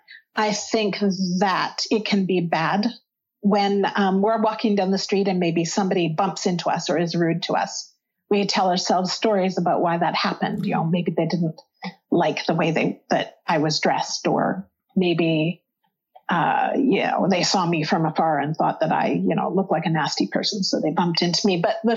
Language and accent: English; Northern England, United Kingdom; But we're not. We're not Scottish. We're from Northern England.